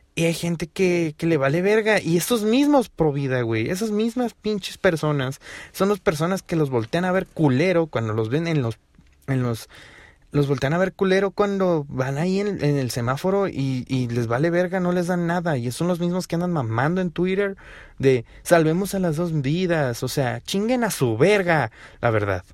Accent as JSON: {"language": "Spanish", "region": "Hidalgo", "country": "Mexico", "said": "Aquí en mi estado, en Hidalgo, porque soy de Hidalgo"}